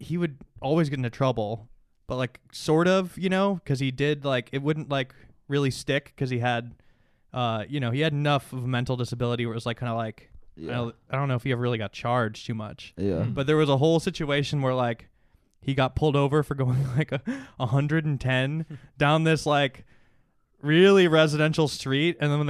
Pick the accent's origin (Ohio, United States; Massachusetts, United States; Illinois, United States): Illinois, United States; Suburbs of Chicago.